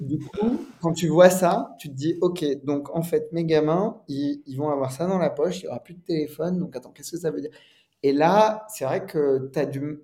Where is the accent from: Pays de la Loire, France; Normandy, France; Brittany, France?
Normandy, France; je suis normand